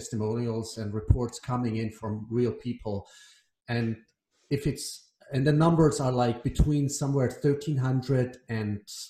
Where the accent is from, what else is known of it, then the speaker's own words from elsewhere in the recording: Iran; we're both from Iran